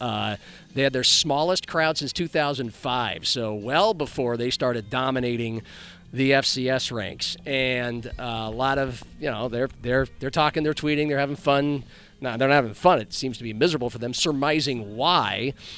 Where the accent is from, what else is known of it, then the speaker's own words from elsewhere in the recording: Omaha, Nebraska, United States; moved away as an adult; now in Sioux Falls, United States; growing up in Omaha, Nebraska